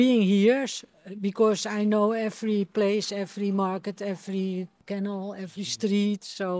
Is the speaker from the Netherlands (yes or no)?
yes; Amsterdam, North Holland, Netherlands; English is a second language; moved away as an adult; also born or lived in east of the Netherlands; I was born in Amsterdam.